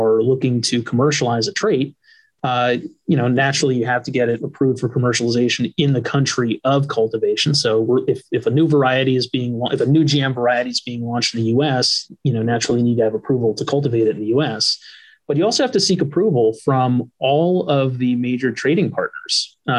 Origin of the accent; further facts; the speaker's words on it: East Coast, United States; I'm from the East Coast. Like I grew up all up and down the East Coast where, you know, it's not a large, you know, traditional row crop, you know, production zone.